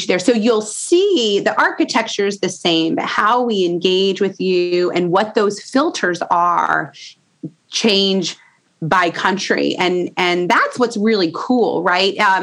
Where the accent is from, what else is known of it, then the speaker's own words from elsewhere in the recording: Indiana, United States; I'm from Indiana